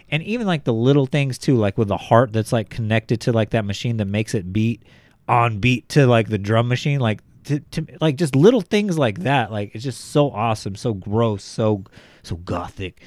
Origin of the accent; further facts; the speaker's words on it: Bakersfield, California, United States; I was from Bakersfield. Like, these guys went to the same schools that I went to.